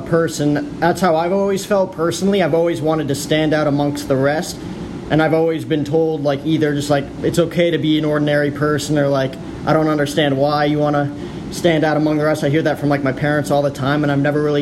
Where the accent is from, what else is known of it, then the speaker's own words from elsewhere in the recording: New Jersey, United States; now in Phoenix, United States; I grew up in New Jersey. So total East Coast kid